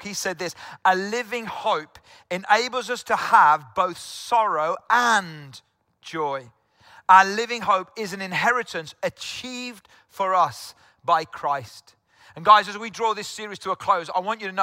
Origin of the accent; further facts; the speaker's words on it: South Wales, United Kingdom; moved away; I'm from South Wales originally